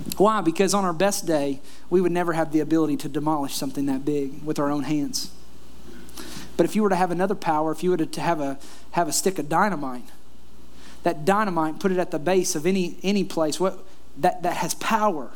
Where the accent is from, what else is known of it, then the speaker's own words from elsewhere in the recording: Kentucky, United States; moved away; also born or lived in Florida; the house that I grew up in in Kentucky